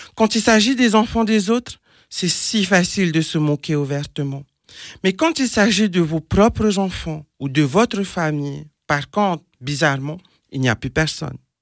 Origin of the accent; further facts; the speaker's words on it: French Polynesia; moved away; je suis originaire de Tahiti, en Polynésie française